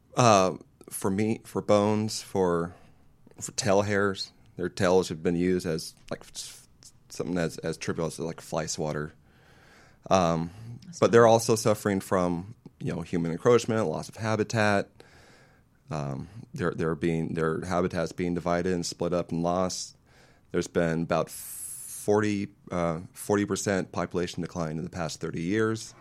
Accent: Paso Robles, California, United States; I grew up in Paso Robles, up near in San Francisco County

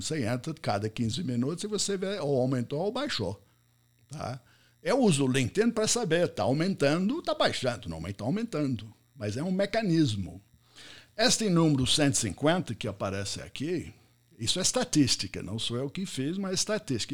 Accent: United States; first language English; Portuguese is a second language; moved away as an adult; also born or lived in São Paulo, Brazil; now in Brazil; eu sou americano, cheguei aqui muitos anos atrás, não fa falei, não falava português quando eu cheguei

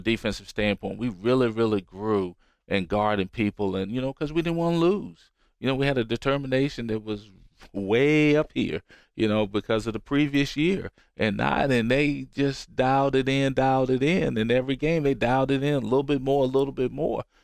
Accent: Roanoke, Virginia, United States; moved away; I'm from Roanoke, Virginia

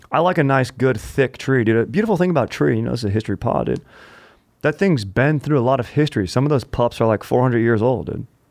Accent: Orange County, California, United States; I grew up in Orange County

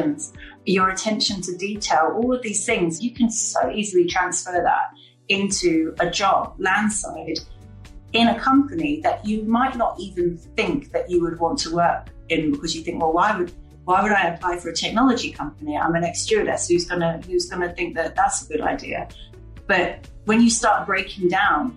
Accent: London, United Kingdom; moved away as an adult; now in Palma, Spain; I grew up in London.

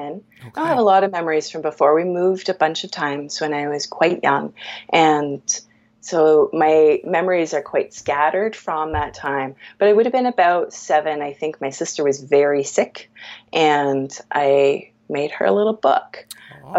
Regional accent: Markham, Ontario, Canada; also born or lived in Scarborough, Ontario; I was born in Scarborough. I wasn't living in Scarborough at the time. My parents' doctor was on call in Scarborough. Where they were living didn't have a hospital, which was in Markham

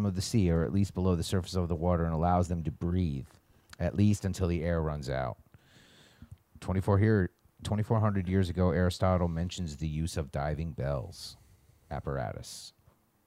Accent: upstate New York, United States; I'm from upstate New York

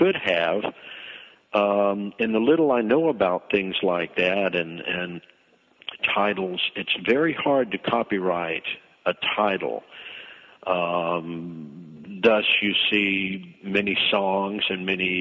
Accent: North Carolina, United States; moved away; I was born in North Carolina, and I still had family there

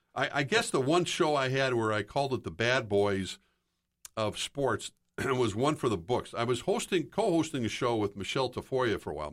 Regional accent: Minneapolis, Minnesota, United States; growing up in the Twin Cities

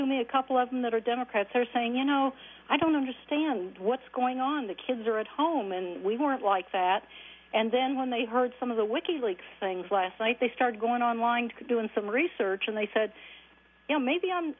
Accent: Columbus, Ohio, United States; moved away as an adult; now in Laguna Beach, United States; I live right in Laguna Beach, right by the Pacific Ocean, and I'll tell you, I grew up in Columbus. I graduated from Ohio State Bowling Green.

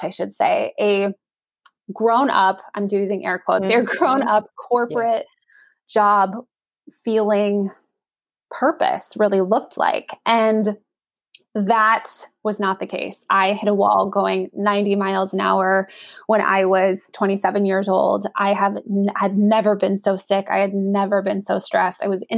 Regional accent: Northern California, United States; I'm from Northern California. We had a NBA team in town.

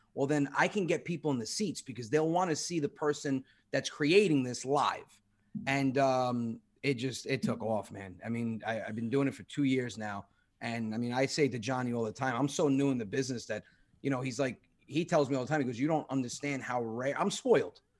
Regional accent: New Rochelle, New York, United States; I was born on Union Avenue, right across street from Piccolo Dahlia

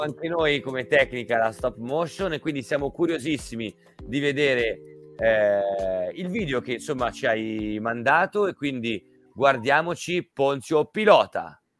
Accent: Milan, Lombardy, Italy; also born or lived in Caserta; io sono di Milano e origini casertane

